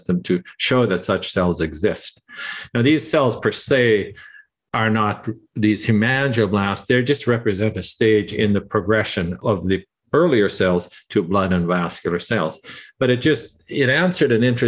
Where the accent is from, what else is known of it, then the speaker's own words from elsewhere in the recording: Canada; moved away as an adult; we're Canadian. My wife and I are Canadian, and we thought, we would like to come back to Toronto